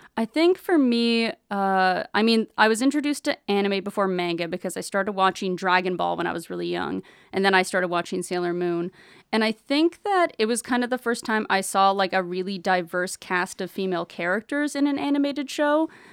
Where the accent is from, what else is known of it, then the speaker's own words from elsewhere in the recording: Brampton, Ontario, Canada; growing up, I'm from Brampton, Ontario, so it was, like, a bit of a smaller city when I was growing up